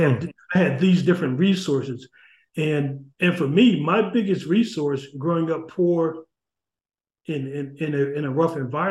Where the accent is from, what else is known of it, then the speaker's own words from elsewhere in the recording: New Haven, Connecticut, United States; You know, as when I was growing up in New Haven, I grew up, you know, in the projects in Ashland Street, and it was heaven at times, and it was hell at times, you know.